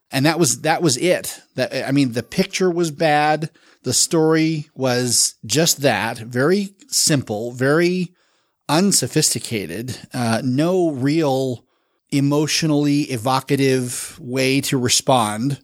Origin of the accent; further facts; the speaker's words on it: Salt Lake City, Utah, United States; also born or lived in Jacksonville, Florida; I've lived in Salt Lake for the better part of thirty years. So I call myself a native, but I was born in Florida